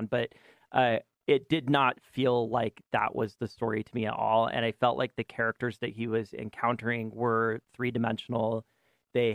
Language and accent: English; United States; We as an American society